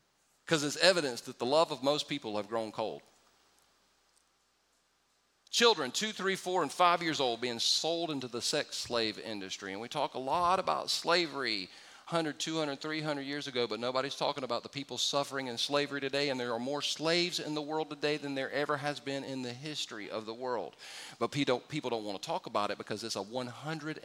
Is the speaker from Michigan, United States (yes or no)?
no; California, United States; I was born in the United States of America. Now, I was born in California